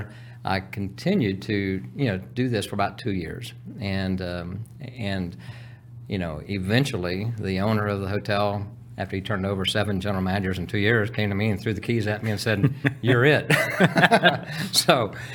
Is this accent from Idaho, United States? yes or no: no; Houston, Texas, United States; I'm originally from Texas, so I was born in Houston